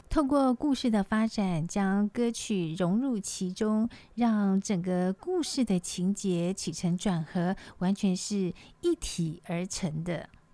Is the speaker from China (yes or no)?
no; Taiwan; 我们这个台湾人